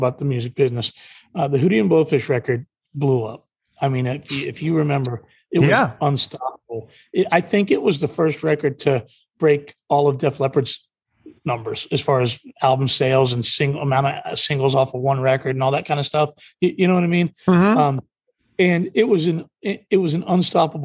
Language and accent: English; Mid-Atlantic, United States; I was from the Mid-Atlantic